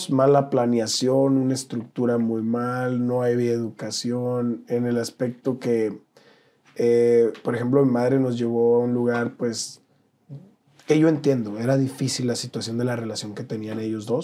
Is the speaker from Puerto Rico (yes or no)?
no; Nogales, Sonora, Mexico; also born or lived in Ciudad Obregón, Sonora; Ciudad Obregón, Sonora, pero me llevaron muy chiquito a Nogales. Yo soy de Nogales.